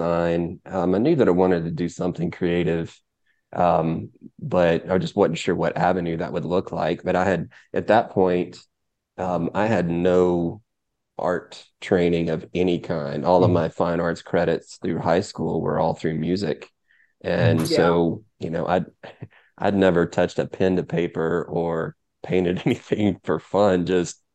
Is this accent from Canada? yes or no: no; Chattanooga, Tennessee, United States; growing up in Chattanooga